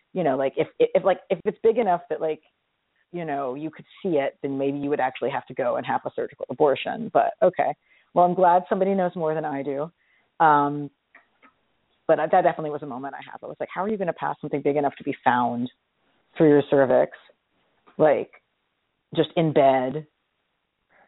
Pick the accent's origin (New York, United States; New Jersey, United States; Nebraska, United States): New York, United States; I'm from New York